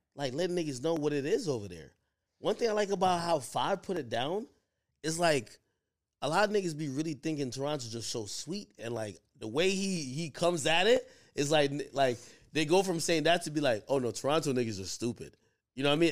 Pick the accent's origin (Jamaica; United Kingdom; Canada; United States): Jamaica; Spanish Town; moved away; I come from Jamaica